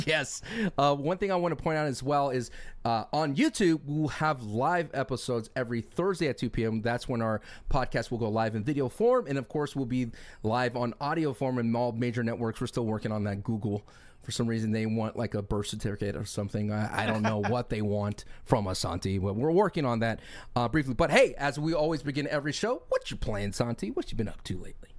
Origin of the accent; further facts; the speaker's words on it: Austin, Texas, United States; now in California, United States; I'm moving from California over to Texas, back to my hometown of Austin